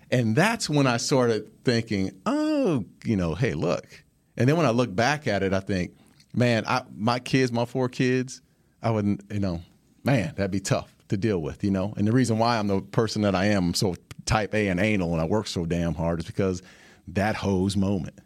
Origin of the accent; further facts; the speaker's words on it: Phoenix, Arizona, United States; I was born, uh, in Phoenix, Arizona, and I was, uh, the youngest of four